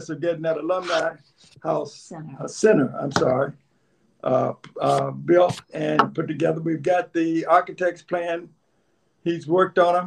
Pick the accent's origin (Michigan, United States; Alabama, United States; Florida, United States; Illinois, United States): Alabama, United States; Lower; moved away; we both are from L.A.